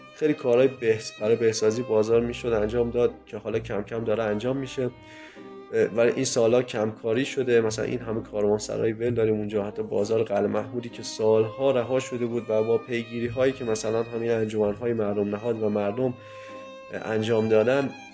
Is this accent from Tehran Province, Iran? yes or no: no; Kerman, Kerman Province, Iran